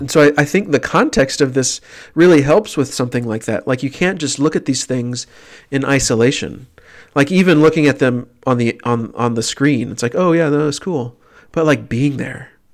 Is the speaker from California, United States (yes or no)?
no; Tyler, Texas, United States; born or raised there; moved away